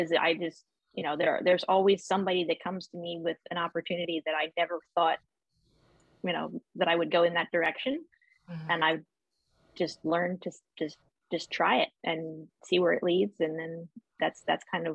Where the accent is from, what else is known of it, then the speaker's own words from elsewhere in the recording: Millersville, Pennsylvania, United States; I grew up, in Millersville, went to Penn Manor High School